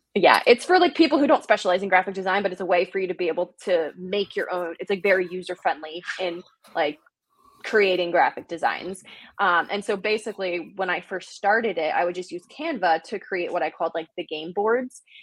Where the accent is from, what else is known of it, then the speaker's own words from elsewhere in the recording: New Jersey, United States; moved away; I am originally from New Jersey.